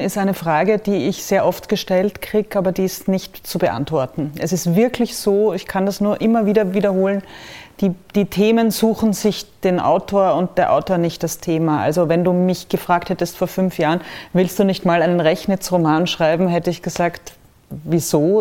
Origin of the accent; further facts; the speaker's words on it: Austria; als Österreicherin